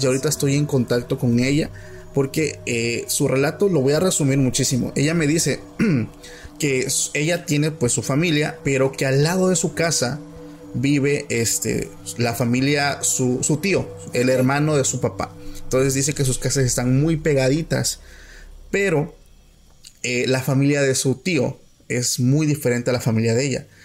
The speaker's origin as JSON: {"language": "Spanish", "region": "Oaxaca", "country": "Mexico", "said": "somos de Oaxaca"}